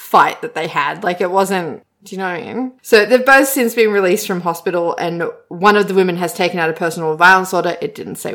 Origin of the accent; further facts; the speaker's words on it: Sydney, New South Wales, Australia; I grew up in Sydney